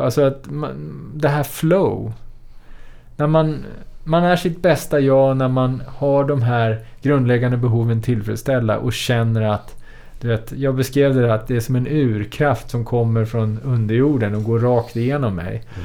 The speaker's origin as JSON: {"language": "Swedish", "country": "Sweden", "tie": "born or raised there", "said": "vara född och uppvuxen i Sverige"}